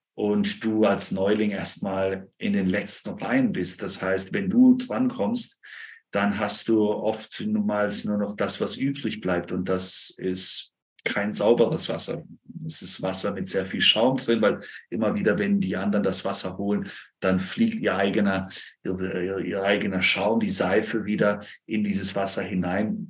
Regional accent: near Freiburg, Baden-Württemberg, Germany; Ich komme aus dem Süden Deutschlands, irgendwo bei Freiburg in der Gegend

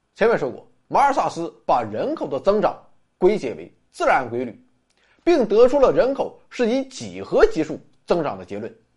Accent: China; 我们中国人

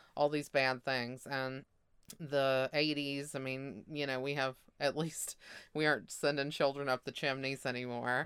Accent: Mississippi, United States

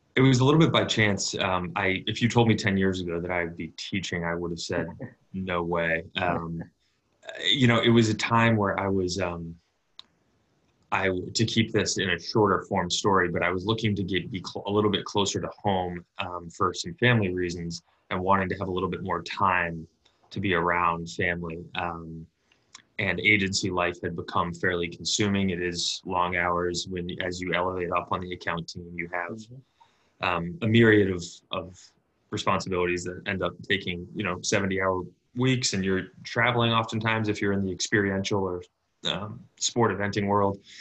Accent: Boston, Massachusetts, United States; I'm from Boston originally

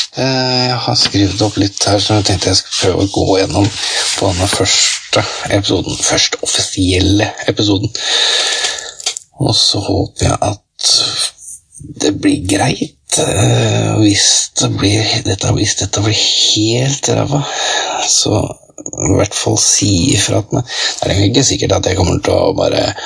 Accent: Skotselv, Buskerud, Norway; moved away; Spiller ingen rolle hvor jeg bor enn jeg er fra Skotselv, ja, da er man evig skotselving. Skotselv er tross alt tjukkere enn blod. Det er, det er jo Skotselv, det er Skotselva, Skotselva, hjembygda mi

